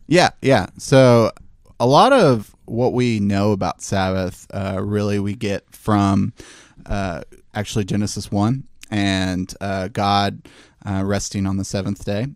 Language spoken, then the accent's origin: English; Memphis, Tennessee, United States; I've born and raised in Memphis